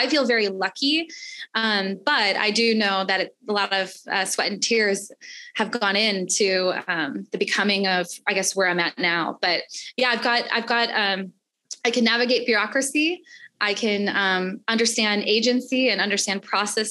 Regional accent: Chicago, Illinois, United States; also born or lived in Washington, D.C.; I'm from Chicago and my family's from here

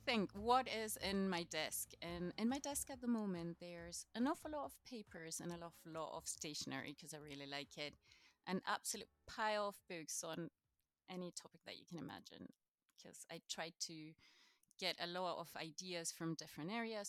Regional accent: Chile; first language Spanish; English is a second language; now in Scotland, United Kingdom; originally, I'm from Chile, so South America

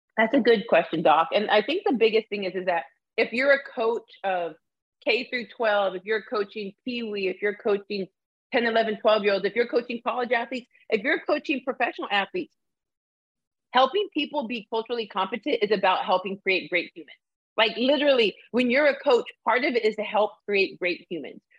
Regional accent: Arizona, United States; also born or lived in Canada; I'm a person who was raised in Arizona

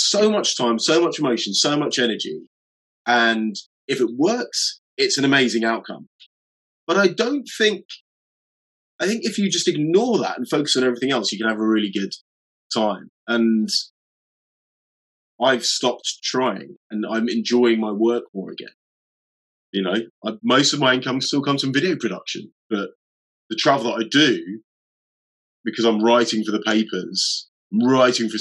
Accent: United Kingdom; as British people

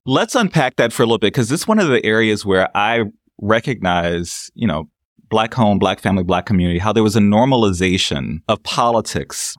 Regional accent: New Orleans, Louisiana, United States; I'm from New Orleans

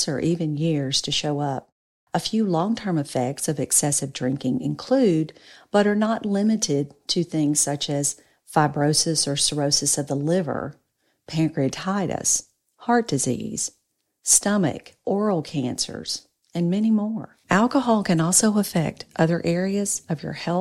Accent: North Louisiana, United States; I grew up and live in North Louisiana

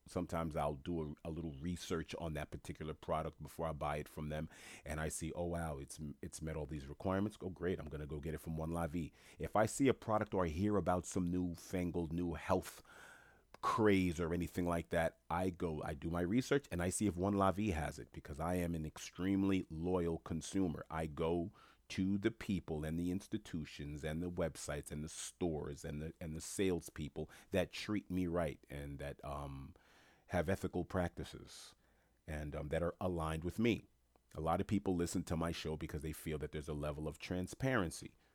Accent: New York City, New York, United States; I'm a black man born and raised in New York City

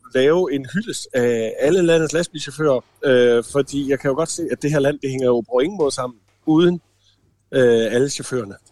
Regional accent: the end of Randers Fjord, Central Denmark Region, Denmark; moved away as an adult; i lokalområdet ude for enden af Randersjord, hvor jeg voksede op

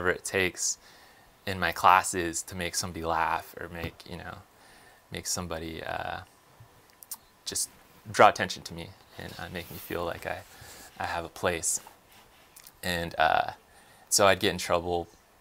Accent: outside of Los Angeles, California, United States; moved away as an adult; now in Texas, United States; I was raised in California, and my mother and my father, and in a place outside of Los Angeles

